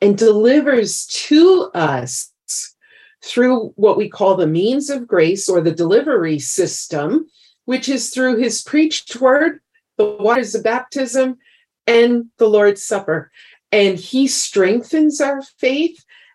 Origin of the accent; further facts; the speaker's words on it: New York City, New York, United States; moved away as an adult; now in Idaho, United States; We moved from New York City, where we both had grown up and were raised, and we moved to Idaho